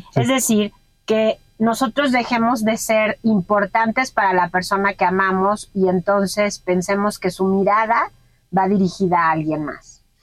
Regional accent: Mexico; en mi país, que es México

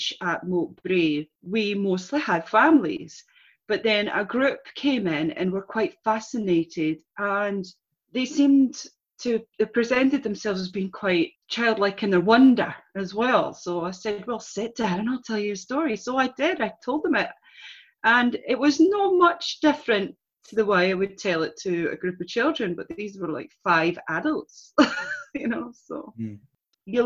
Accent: Scotland, United Kingdom; I'm born Scottish and all I've ever been taught to read and write in is English.

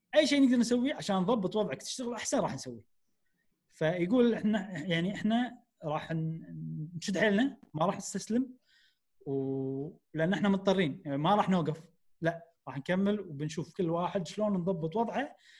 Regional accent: Kuwait; احنا عندنا بالكويت

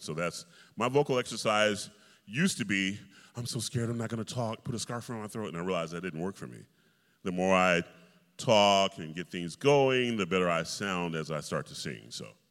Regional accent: Atlanta, Georgia, United States; I grew up in Atlanta, Georgia, and you know, when you're from the South

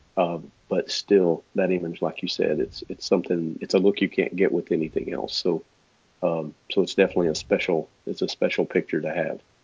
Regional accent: Texas, United States; accent: Texas; my my Texas accent

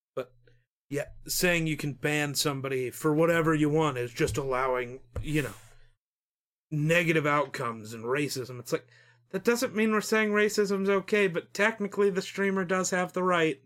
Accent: Wyoming, United States

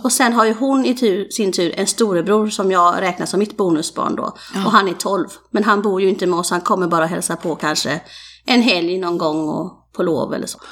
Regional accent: Falkenberg, Halland County, Sweden; Jag är ju Falkenbergare från början.

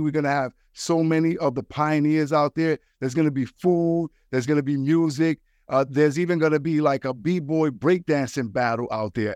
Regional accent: New York City, New York, United States; I'm from the Bronx

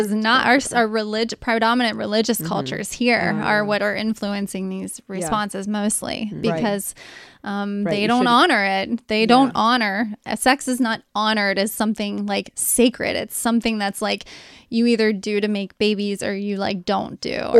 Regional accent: Cincinnati, Ohio, United States; I'm conservative, I'm from Cincinnati west side

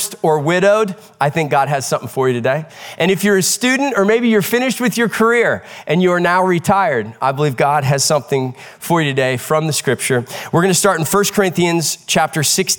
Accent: Midwest, United States; One of my greatest childhood memories growing up in the Midwest was summer nights outdoors

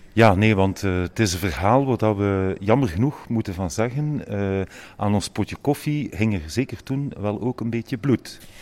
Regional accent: Ghent, Flanders, Belgium

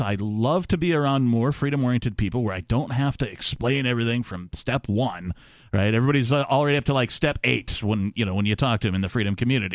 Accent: Wisconsin, United States; moved away as an adult; also born or lived in Minneapolis, Minnesota; now in New Hampshire, United States; growing up in Wisconsin and living in Minneapolis, Minnesota through some harsh winters

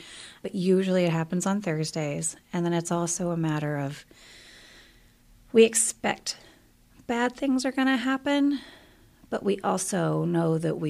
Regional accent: South Carolina, United States; moved away; We are both originally from South Carolina. He has a much stronger accent than mine. I grew up in the city. He grew up in the country, so we always joke. But yes, he and I both moved here.

